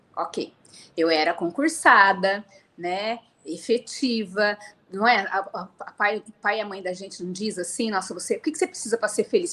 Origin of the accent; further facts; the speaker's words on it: Piracicaba, São Paulo, Brazil; moved away as an adult; also born or lived in Paraná; eu sou nascida no Paraná e fui criada na cidade de Piracicaba, interior de São Paulo.